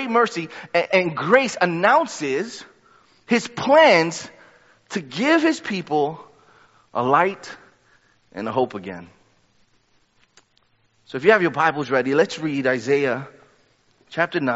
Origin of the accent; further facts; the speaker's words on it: New York, United States; I'm a New Yorker